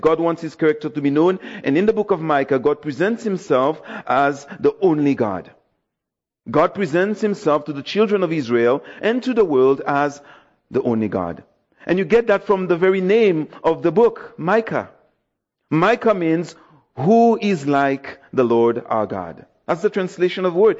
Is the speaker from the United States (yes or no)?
no; Dominica; now in Toronto, Canada; I'm from Dominica, West Indies, so Yes, my island was represented